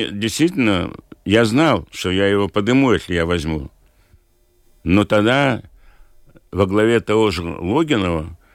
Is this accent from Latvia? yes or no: yes; Liepāja, Latvia; Поскольку я из Лепой, мне жалко людей